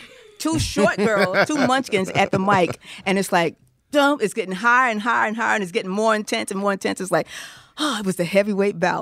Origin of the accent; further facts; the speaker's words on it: Newark, New Jersey, United States; I'm a girl from Newark